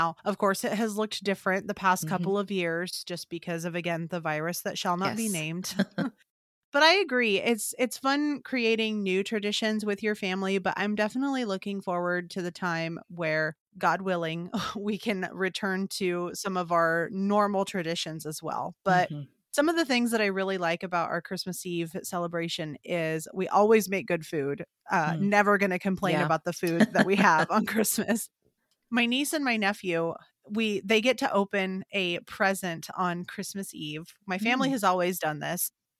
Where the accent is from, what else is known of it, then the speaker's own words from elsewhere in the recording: Illinois, United States; now in Nebraska, United States; I'm from Illinois. I was born and raised there.